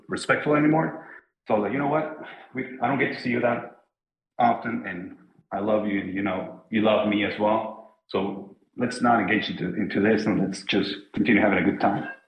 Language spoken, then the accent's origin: English; Mexico; now in Germany; We're both from Mexico originally